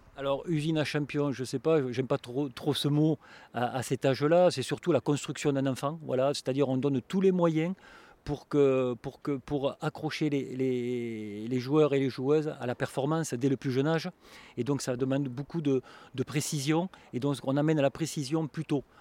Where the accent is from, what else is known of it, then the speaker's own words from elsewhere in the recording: southern France, France; Je suis un sudiste